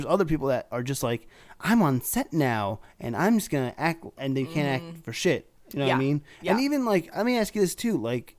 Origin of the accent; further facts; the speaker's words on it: New Jersey, United States; also born or lived in New York; Because like I'm from New Jersey, New York, and there's a different beast, to be honest, about where like people hustle and shit like that from that.